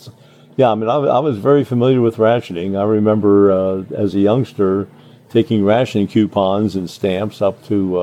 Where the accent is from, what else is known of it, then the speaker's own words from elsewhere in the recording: Cincinnati, Ohio, United States; also born or lived in Newport, Kentucky; I was pretty much raised in Ohio, but born in Kentucky. Only spent about 5 or 6 years there. We moved to Cincinnati in 1942